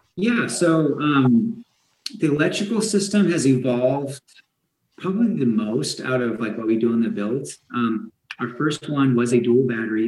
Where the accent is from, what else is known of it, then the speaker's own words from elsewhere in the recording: Idaho, United States; I was born and raised here in Idaho